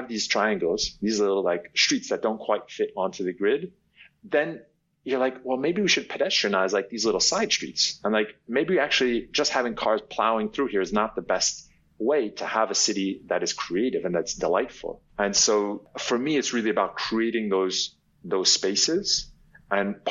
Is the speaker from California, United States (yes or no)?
no; New York, United States; I'm originally from New York. I was born and raised there, and I grew up on Broadway